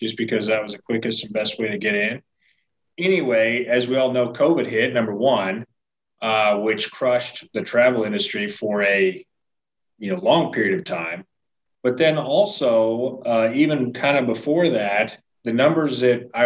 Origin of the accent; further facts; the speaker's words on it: Nebraska, United States; now in Missouri, United States; I grew up in the Midwest, in Nebraska. Moved to Missouri